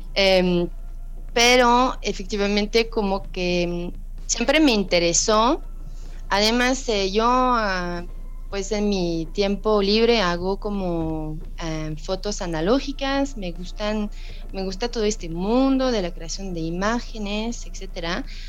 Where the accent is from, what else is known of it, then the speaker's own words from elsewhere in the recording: France; Spanish is a second language; moved away as an adult; now in Mexico; como francesa